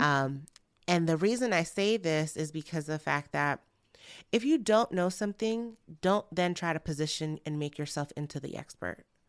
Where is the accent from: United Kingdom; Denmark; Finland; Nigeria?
Nigeria; I'm Nigerian and family is very important to us